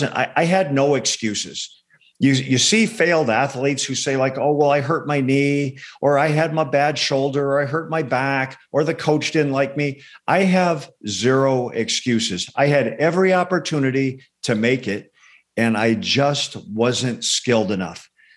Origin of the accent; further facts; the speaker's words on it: Arizona, United States; also born or lived in Indiana; Yeah, I was born in Northwest Indiana, just outside Chicago. Moved to Arizona when we were about 10 years old. My family moved out here. I grew up in a blue collar house.